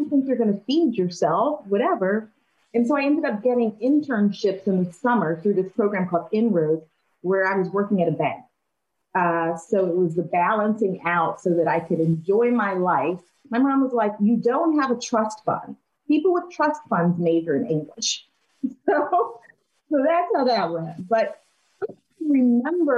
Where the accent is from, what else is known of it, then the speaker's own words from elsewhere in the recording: Springfield Township, Pennsylvania, United States; moved away as an adult; also born or lived in Chicago / Charlottesville; I grew up right outside of Philadelphia in a suburb called Springfield Township